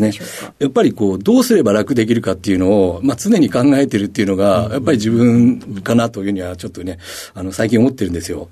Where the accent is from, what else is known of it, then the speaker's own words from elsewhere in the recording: Tokyo, Japan; 板 橋区で生まれ育ったった